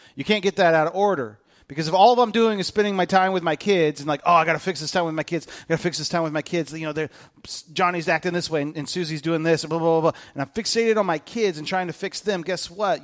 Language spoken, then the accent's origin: English; United States; I'm an American